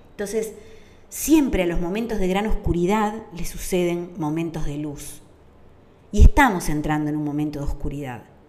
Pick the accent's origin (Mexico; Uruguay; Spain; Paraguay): Uruguay; durante la dictadura en mi país